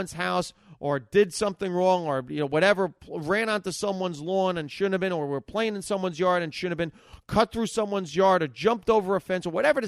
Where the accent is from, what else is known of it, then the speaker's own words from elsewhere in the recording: Hackensack, New Jersey, United States; I grew up in Hackensack, New Jersey, and I grew up 70s, 80s